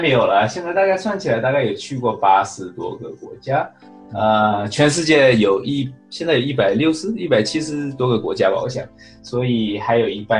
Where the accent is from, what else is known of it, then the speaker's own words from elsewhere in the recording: San Diego, California, United States; 大家好，呃，各位听众好，主持人好， … 呃，我来自呃。加州圣地亚哥，